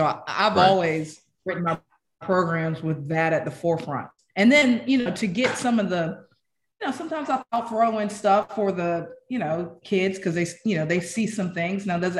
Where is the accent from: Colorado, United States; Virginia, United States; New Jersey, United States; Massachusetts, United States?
Colorado, United States; You know, I'm from Colorado. We do a lot of hunting, you know, elk